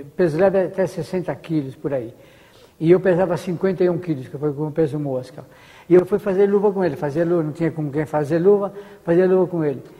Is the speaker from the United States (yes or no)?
no; Brazil; Como brasileiro